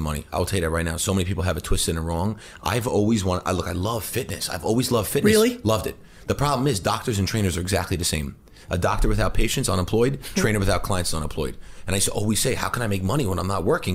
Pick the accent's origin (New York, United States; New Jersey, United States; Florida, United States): New York, United States; New Hyde Park; I grew up in New Hyde Park in, on Long Island